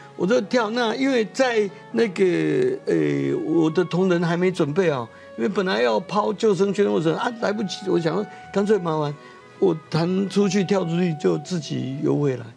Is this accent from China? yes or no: no; Taiwan; 他看到我们台湾人民的苦难